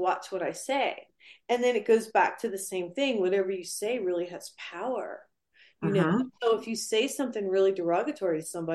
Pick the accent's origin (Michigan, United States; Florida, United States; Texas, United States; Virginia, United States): Michigan, United States; moved away; also born or lived in New York; I grew up in Michigan